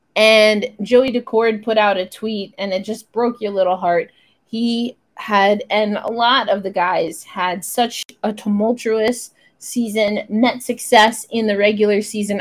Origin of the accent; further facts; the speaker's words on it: New York, United States; as a New Yorker, as an East Coaster